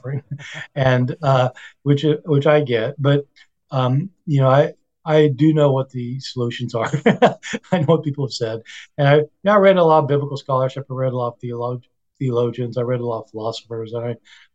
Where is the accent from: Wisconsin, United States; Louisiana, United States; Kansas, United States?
Kansas, United States; moved away as an adult; I grew up in Kansas